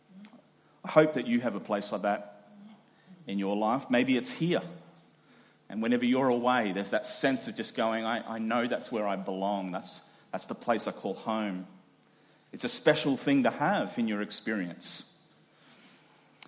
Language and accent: English; Doomadgee, Queensland, Australia; moved away; I grew up in the Gulf of Carpentaria in a small Indigenous community, and grew up as a minority culturally, racially in that community